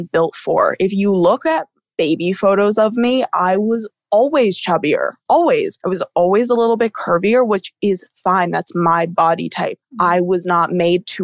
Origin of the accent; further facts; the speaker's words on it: Somers, United States; growing up in Somers